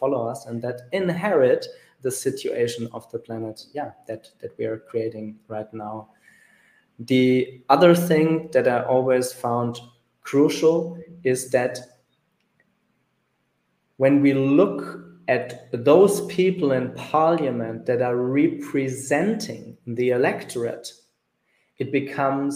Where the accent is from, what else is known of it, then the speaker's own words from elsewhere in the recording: Germany; my home country, which is Germany